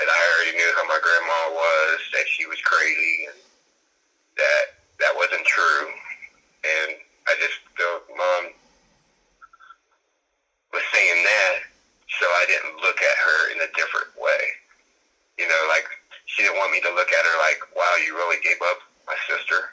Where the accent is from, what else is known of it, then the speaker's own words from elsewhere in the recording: Chatterley, West Virginia, United States; growing up in Chatterley, West Virginia